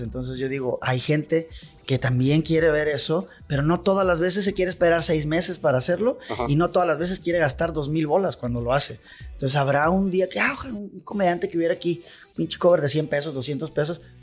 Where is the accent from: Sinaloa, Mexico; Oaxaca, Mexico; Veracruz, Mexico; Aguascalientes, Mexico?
Sinaloa, Mexico; Culiacán; Yo soy orgullosamente de Barrancos.